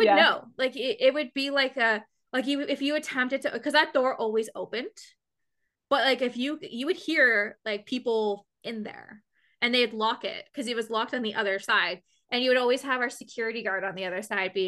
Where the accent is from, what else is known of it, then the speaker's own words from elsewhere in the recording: London, Ontario, Canada; London, Ontario, which is where I'm from.